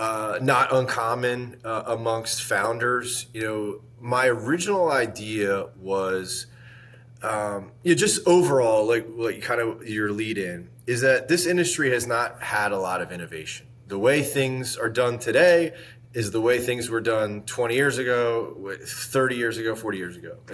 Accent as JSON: {"language": "English", "region": "Northeast", "country": "United States", "also_born_or_lived": "South Beach, Miami, Florida", "moved": "as an adult", "lives_now": "Tampa, United States", "said": "I was from the Northeast"}